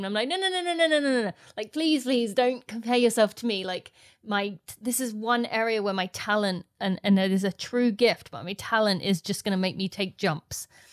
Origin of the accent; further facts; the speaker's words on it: St Albans, East of England, United Kingdom; my hometown in Saint Albans